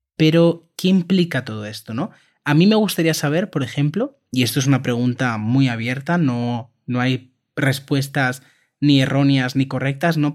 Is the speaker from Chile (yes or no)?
no; Spain; También lo utilizamos en España